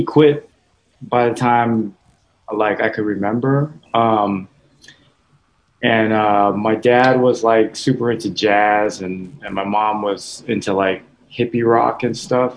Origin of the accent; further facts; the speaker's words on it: Hawaii, United States; moved away as an adult; also born or lived in Washington State; now in New York, United States; I was born there in Hawaii, and so yeah, I lived there for 23 years